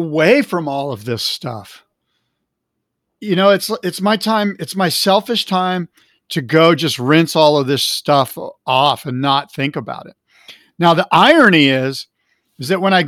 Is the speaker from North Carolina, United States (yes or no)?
no; Del Mar, California, United States; I'm a white 17-year-old kid in a senior in high school growing up in Del Mar, California.